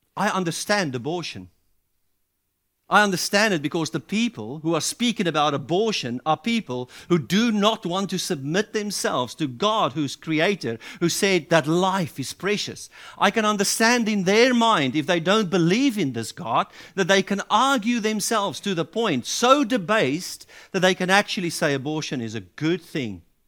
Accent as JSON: {"language": "English", "country": "South Africa", "said": "as a South African"}